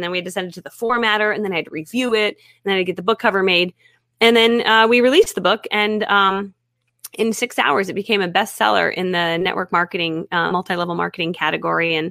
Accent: East Granby, Connecticut, United States; also born or lived in Ohio; now in Florida, United States; I grew up 20 minutes north of Hartford. It's called East Granby. Tiny town.

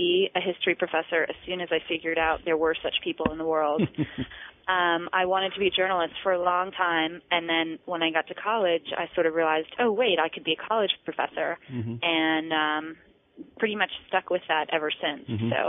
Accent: East Coast, United States; I grew up on the East Coast

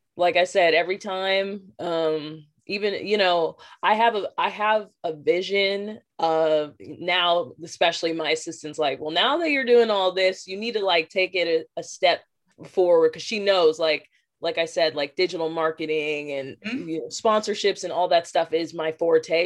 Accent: Las Vegas, Nevada, United States; born and raised in Las Vegas

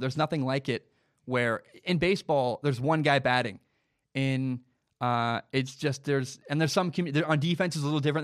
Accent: the Northwest, Pacific Northwest, United States; I'm from the Northwest.

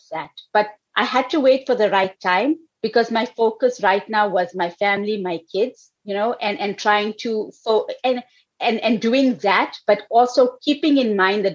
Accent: South Africa; also born or lived in United States; now in New York, United States; I was actually born in South Africa. I mean, I lived here for a while, but I was born in South Africa. I came here when I was 6 weeks old.

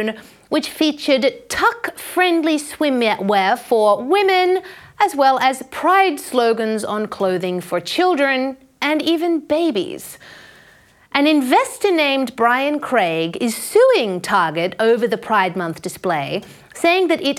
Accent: Brisbane, Queensland, Australia; Brisbane, my hometown

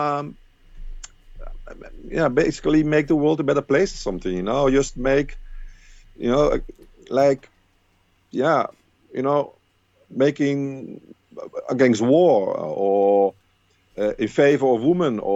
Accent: Rotterdam, South Holland, Netherlands; Rotterdam and the Netherlands, my hometown.

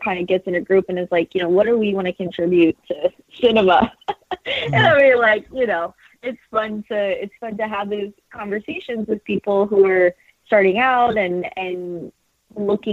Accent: Texas, United States; I'm from Texas

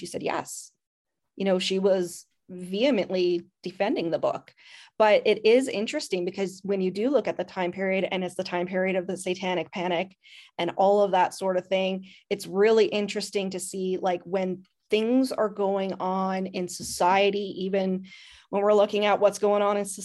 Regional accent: Canada; I'm Canadian

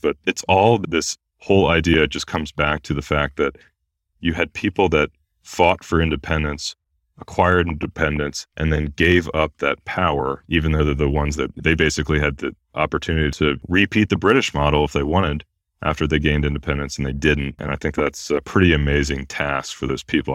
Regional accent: United States; how lucky we are to be Americans

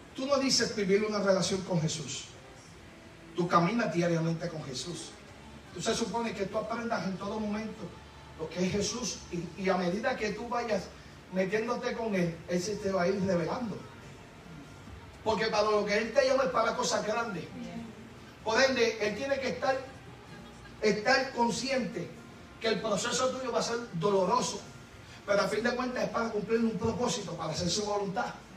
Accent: Puerto Rico; yo soy boricua

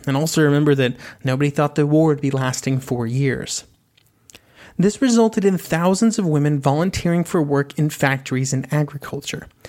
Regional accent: United States; As an American

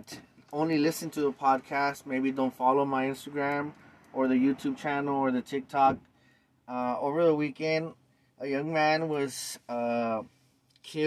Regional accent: Los Angeles, California, United States; born and raised in East LA since 1975

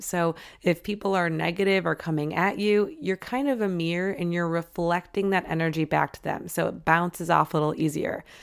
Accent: Michigan, United States; I grew up in Michigan

